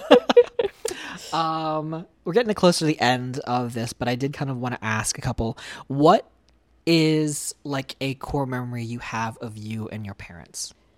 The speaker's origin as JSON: {"language": "English", "region": "Pennsylvania", "country": "United States", "tie": "born or raised there", "moved": "yes", "lives_now": "Arizona, United States", "said": "growing up in Pennsylvania"}